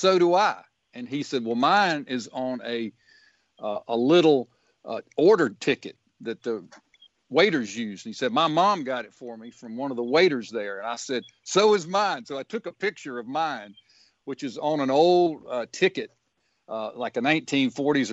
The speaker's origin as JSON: {"language": "English", "town": "Booneville", "region": "Mississippi", "country": "United States", "tie": "born or raised there", "moved": "yes", "lives_now": "Jackson, United States", "said": "growing up in Boonville"}